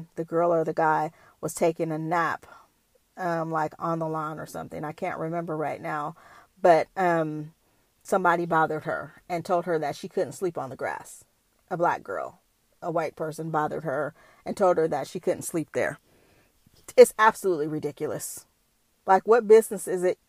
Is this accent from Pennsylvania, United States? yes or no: no; Bay Area, California, United States; I'm from the Bay Area